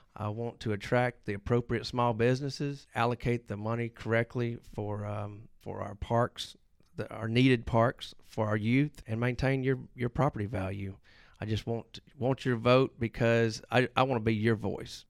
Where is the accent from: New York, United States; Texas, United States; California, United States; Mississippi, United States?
Mississippi, United States; Hernando; I am from Hernando.